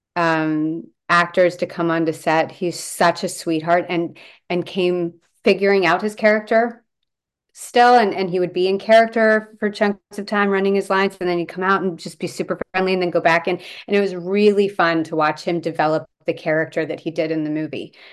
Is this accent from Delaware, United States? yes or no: yes; Delaware, United States; moved away as an adult; now in Vancouver, Canada; I was born here, but we moved to Delaware when I was five. So I grew up in Delaware